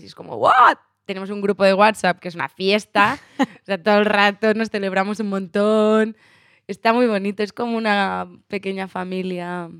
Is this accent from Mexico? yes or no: no; Barcelona, Catalonia, Spain; moved away; yo soy de Barcelona